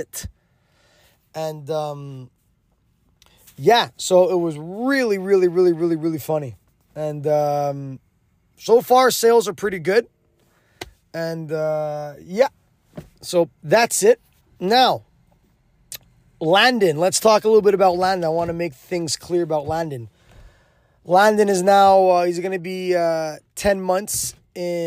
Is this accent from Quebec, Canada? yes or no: yes; Quebec, Canada; first language English; I'm from Quebec. Well, I'm English, mother tongue, but I can speak French very well.